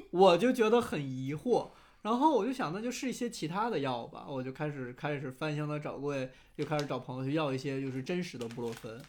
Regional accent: Jixi, Heilongjiang, China; now in Beijing, China; 就我们鸡西都，就一个边陲小城

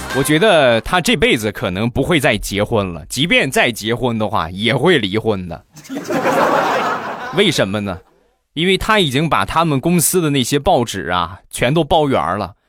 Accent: Rizhao, Shandong, China; 日照绿茶，我们家乡的特产

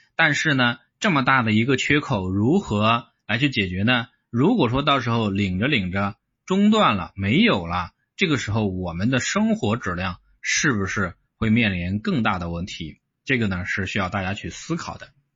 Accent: Henan, China; 我的老家，啊，河南

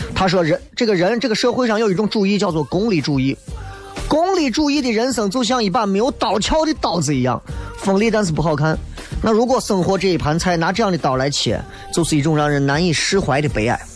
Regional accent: China; 咱这一辈子作为一个中国人

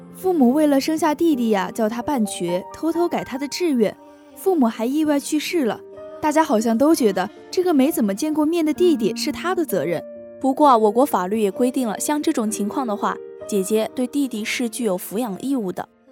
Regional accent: Sichuan, China; 我本来是四川人嘛

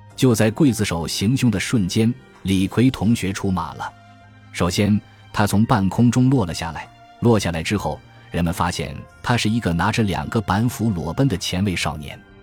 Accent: China; 我们中国人

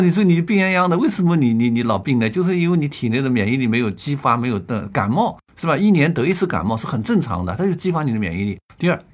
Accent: China; 我们中国人叫摄身

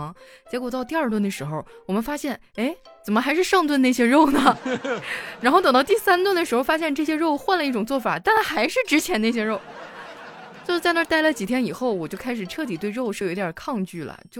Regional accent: Northeast China, China; 我作为一个东北人嘛

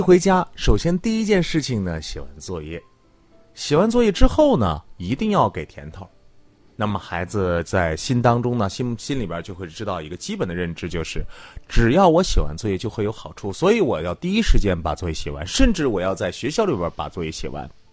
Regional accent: Greater Khingan region, near Mohe, Heilongjiang, China; moved away; 那老家非常远，在大兴安岭地区，离漠河，也就是北极村很近的，在大兴安岭地区里边儿，那个火车开到塔河，哎呦。过去是一个林场。

